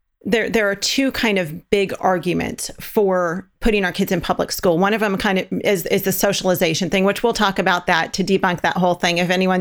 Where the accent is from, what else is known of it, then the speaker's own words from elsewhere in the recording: Southern California, United States; We're from Southern California.